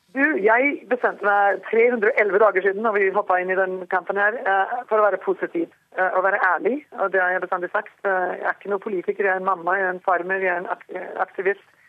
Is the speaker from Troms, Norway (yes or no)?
no; Skien, Telemark, Norway; moved away as an adult; also born or lived in Rjukan, Norway; now in North Dakota, United States; jeg var født eh, på Rjukan, eh, Telemark, ikke sant, og flytta til, til Skiens område som ungjente.